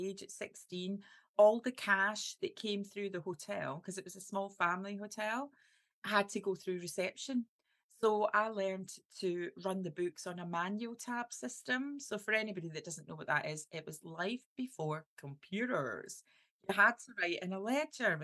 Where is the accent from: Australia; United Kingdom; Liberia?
United Kingdom; Clydebank, Scotland; accent: strong Scottish; I've got this really strong Scottish accent. So I'm from Clydebank